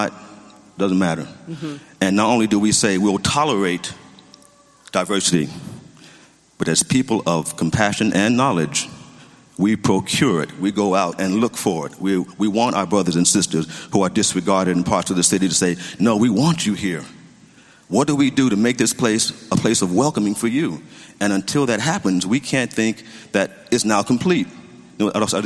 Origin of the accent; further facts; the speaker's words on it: Memphis, Tennessee, United States; moved away as an adult; now in Pasadena, United States; originally from Tennessee, from Memphis